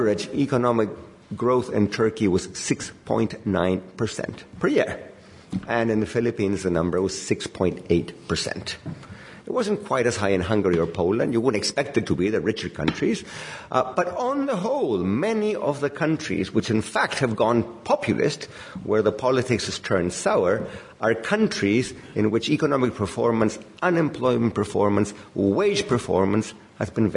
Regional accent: Chile; I come from Chile

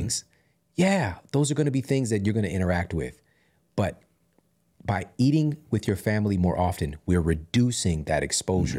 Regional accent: Ferguson, Missouri, United States; moved away; also born or lived in St. Louis; I'm being from Ferguson and seeing, I'm, I'm living in this glorified food desert.

